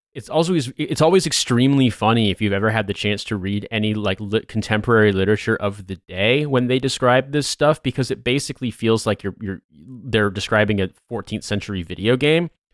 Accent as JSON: {"language": "English", "country": "United States", "moved": "yes", "lives_now": "United Kingdom", "said": "as an American"}